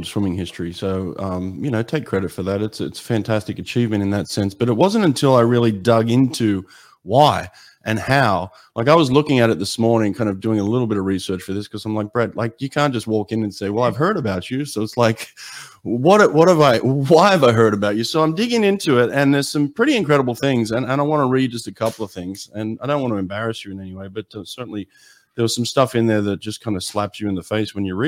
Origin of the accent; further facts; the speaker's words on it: Australia; me growing up in Australia